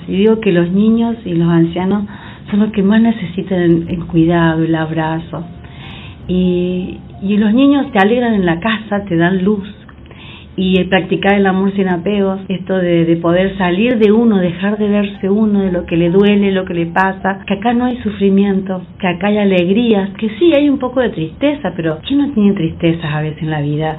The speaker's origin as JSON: {"language": "Spanish", "town": "Villa Carlos Paz", "region": "Córdoba", "country": "Argentina", "said": "yo como soy de Carlos Paz"}